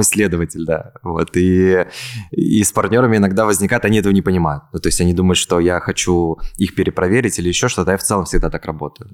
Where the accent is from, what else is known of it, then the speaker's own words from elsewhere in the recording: Kazan, Tatarstan, Russia; moved away as an adult; also born or lived in Ulyanovsk; now in Moscow, Russia; Потом мы переехали в Ульяновск, и из Ульяновска мы в 6 лет переехали, соответственно, в Казань, и все детство я вырос в Казани. В 2018 году я переехал в Москву